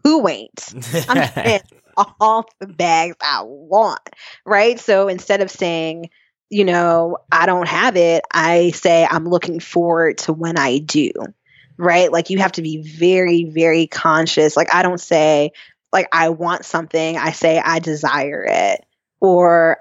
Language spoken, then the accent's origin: English; North Carolina, United States; growing up in North Carolina, I've been through most hurricanes